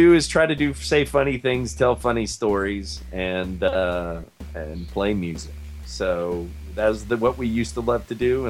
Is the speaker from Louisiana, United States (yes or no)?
yes; Lafayette, Louisiana, United States; that is a band from Lafayette, Louisiana, my hometown.